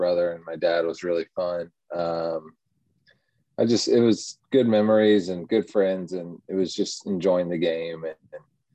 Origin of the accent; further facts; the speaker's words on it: Austin, Texas, United States; also born or lived in Orlando, Florida; I actually grew up in Austin, Texas. I was born in Orlando, though